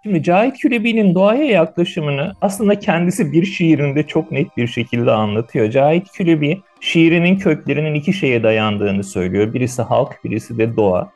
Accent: Istanbul, Turkey; also born or lived in Yeşilce, Ordu; işte Ordu ilinde Yeşilce isimli gerçekten adı gibi yeşil bir köyde doğdum. Sonra 7 yaşında İstanbul'a taşındığımızda Kartal'da Soğanlık diye bir semtinde oturdum

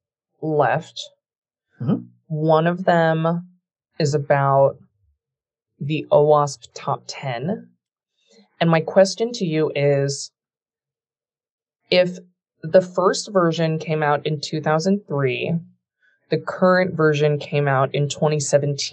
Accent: San Francisco, California, United States; I grew up in San Francisco, sort of like in the middle of Silicon Valley

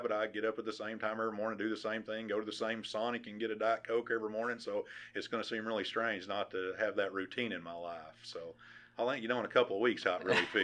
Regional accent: West Fork, Arkansas, United States; just typical little small town, and I actually uh, worked on a dairy farm whose owner was the fire chief in West Fork?

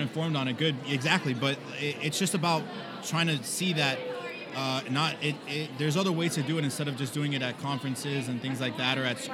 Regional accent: Miami, Florida, United States; I'm from Miami

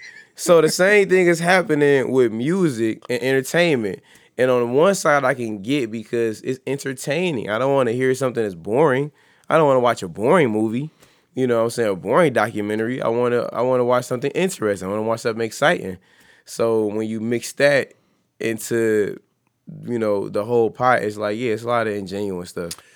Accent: East Cleveland, Ohio, United States; I'm from East Cleveland.

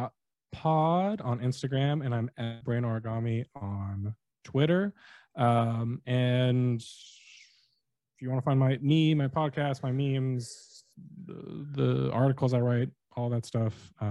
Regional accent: San Diego, California, United States; I'm from San Diego

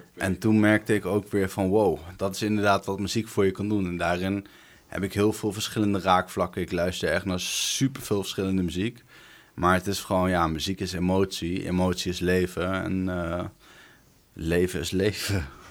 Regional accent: Arnhem, Gelderland, Netherlands; 29 jaar, Ik kom uit Arnhem.

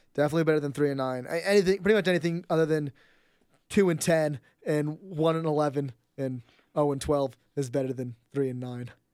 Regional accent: San Jose, California, United States; growing up in San Jose

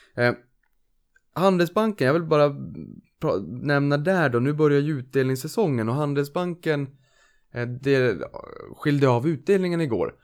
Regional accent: Norrland, Sweden; now in Lidingö, Sweden; jag är norrlänning

